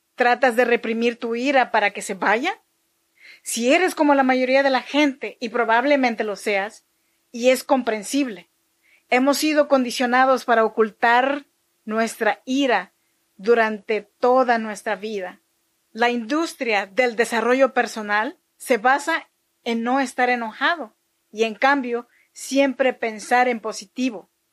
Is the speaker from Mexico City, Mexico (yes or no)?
no; Chinantla region, Oaxaca, Mexico; yo soy mexicana oaxaqueña de la región chinanteca